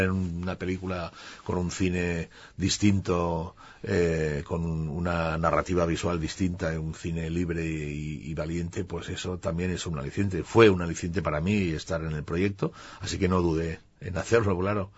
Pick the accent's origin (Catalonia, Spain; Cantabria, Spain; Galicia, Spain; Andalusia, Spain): Catalonia, Spain; Barcelona; Yo nací en Barcelona, pero tengo esa parte rural bastante arraigada